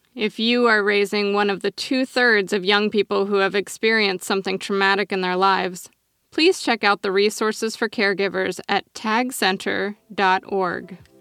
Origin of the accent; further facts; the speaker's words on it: Oregon, United States; my home state of Oregon